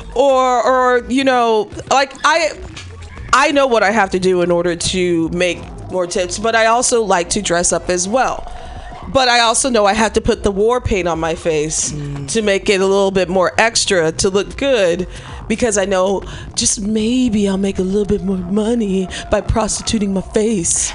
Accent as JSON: {"language": "English", "town": "Chicago", "region": "Illinois", "country": "United States", "moved": "yes", "said": "I'm from Chicago"}